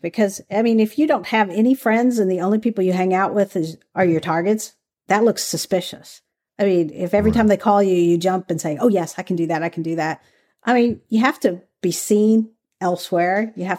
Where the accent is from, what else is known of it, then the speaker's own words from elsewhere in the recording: the South, United States; I grew up in the South.